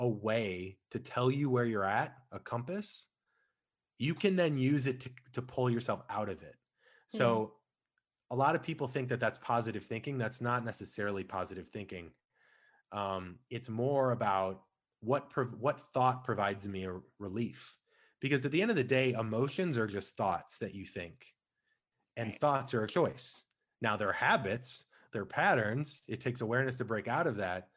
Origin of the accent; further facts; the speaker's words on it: St. Louis, Missouri, United States; I come from St. Louis. We didn't have an NBA team